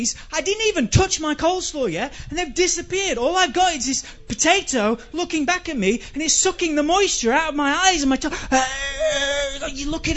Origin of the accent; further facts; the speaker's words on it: England, United Kingdom; moved away; I'm English